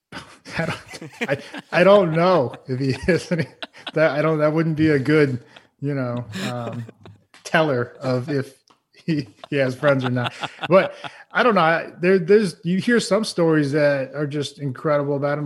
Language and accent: English; Massachusetts, United States; I grew up in Massachusetts